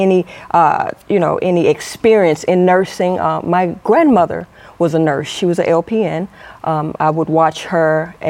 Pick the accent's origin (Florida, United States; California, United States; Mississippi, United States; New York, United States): Mississippi, United States; Natchez; I'm from Natchez, Mississippi.